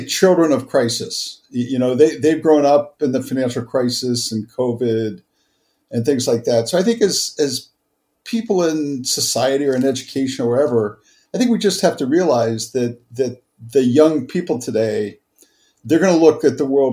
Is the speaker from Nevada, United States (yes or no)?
no; Cincinnati, Ohio, United States; I grew up in Cincinnati, Ohio